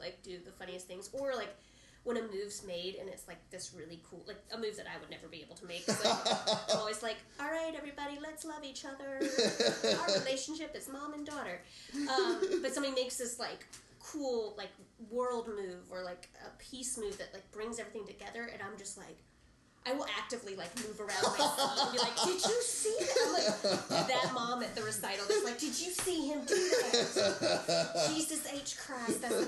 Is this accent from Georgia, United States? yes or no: yes; right outside of Atlanta, Georgia, United States; I grew up right outside of Atlanta